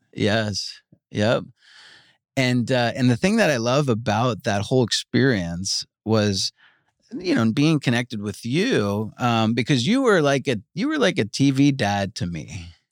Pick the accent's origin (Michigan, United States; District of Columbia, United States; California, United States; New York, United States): New York, United States; Long Island; moved away as an adult; also born or lived in Georgia; I grew up in Long Island